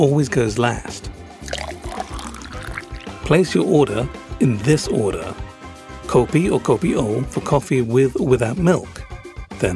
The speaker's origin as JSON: {"language": "English", "country": "Hong Kong", "tie": "born or raised there", "moved": "yes", "lives_now": "Singapore", "said": "I grew up in Hong Kong, so some of my pronunciations are a little bit off"}